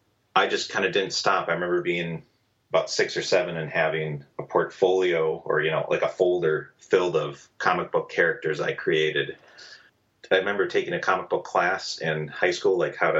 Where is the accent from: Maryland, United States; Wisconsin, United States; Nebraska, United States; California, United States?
Wisconsin, United States; Madison; moved away as an adult; also born or lived in Italy / Milwaukee, Wisconsin; I'm from Madison, Wisconsin, originally. Spent the first 18 years there